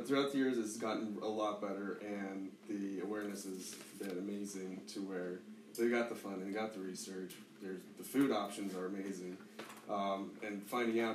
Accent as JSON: {"language": "English", "town": "Boulder", "region": "Colorado", "country": "United States", "tie": "born or raised there", "said": "I love growing up in Colorado."}